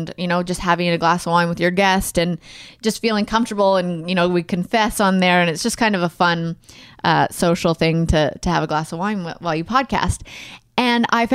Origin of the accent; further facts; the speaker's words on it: Alberta, Canada; where I grew up in Alberta and Canada, 18 was the legal drinking age.